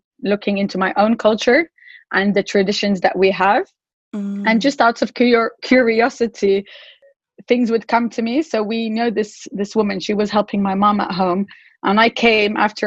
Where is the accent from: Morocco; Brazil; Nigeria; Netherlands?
Morocco; moved away; also born or lived in England; I'm also British, but I'm originally Moroccan and I grew up in Morocco